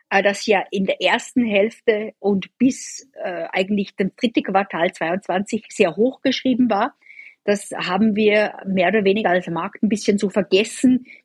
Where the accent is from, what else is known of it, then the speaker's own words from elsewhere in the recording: Austria; Ich komme ursprünglich aus Österreich.